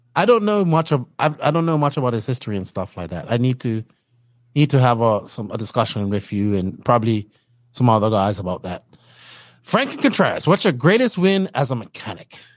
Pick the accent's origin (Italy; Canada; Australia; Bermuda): Bermuda; I'm actually not from a third world country. I'm from Bermuda